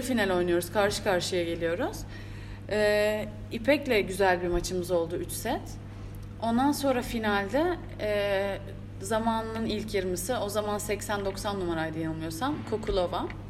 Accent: Turkey; bir Türk olarak

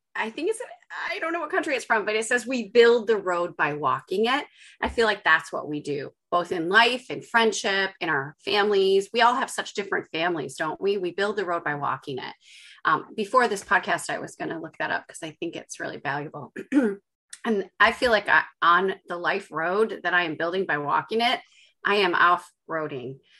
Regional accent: Chicago, Illinois, United States; moved away as an adult; also born or lived in Los Angeles / Lithuania; now in Cumbria, United Kingdom; I grew up in Chicago

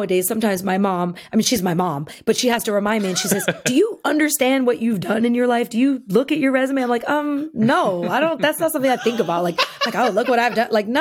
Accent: New York, United States; growing up in New York

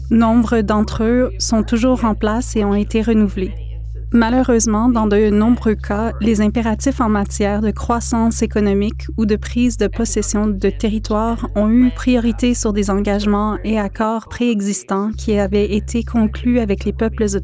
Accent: Listuguj, Quebec, Canada; Um, Je suis de l'Estigouche. Nous sommes Mi'kmaq

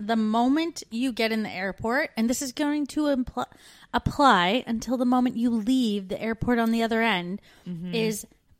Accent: Canada; now in Australia

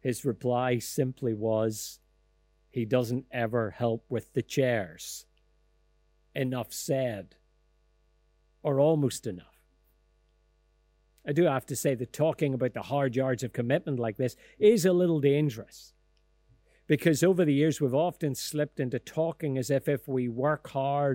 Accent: Lisburn, Northern Ireland, United Kingdom; I grew up in Elmwood Presbyterian Church in Ballymacash on the outskirts of Lisburn

